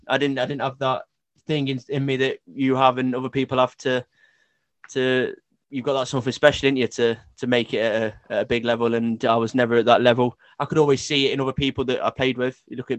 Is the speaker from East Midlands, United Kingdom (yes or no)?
yes; Derby, East Midlands, United Kingdom; also born or lived in Ulverston; So I grew up in Ulverston and then Chelleston. I went to Chelleston School. I went to Chelleston Junior School, Infant School.